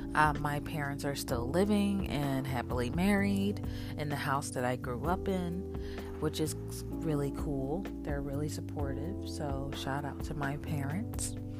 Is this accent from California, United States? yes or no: no; Philadelphia, Pennsylvania, United States; I am from Philadelphia, PA. I was born there, kind of raised there until my parents moved to the suburbs um, when I was around eight or nine